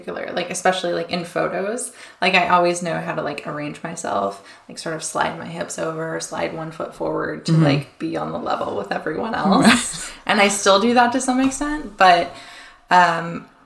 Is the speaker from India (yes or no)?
no; Arizona, United States; now in Brooklyn, United States; I grew up in Arizona